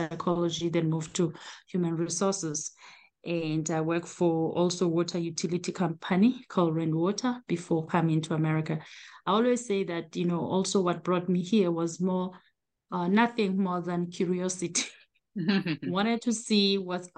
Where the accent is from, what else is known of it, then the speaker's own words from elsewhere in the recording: South Africa; moved away as an adult; now in United States; I am originally from South Africa, born and raised.